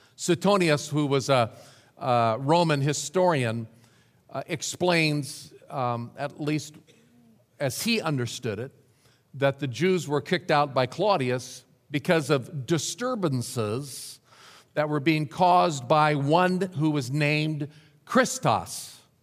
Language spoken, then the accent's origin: English; Nebraska, United States; moved away as an adult; also born or lived in Dallas, Texas; back to my home state of Nebraska, to a little rural church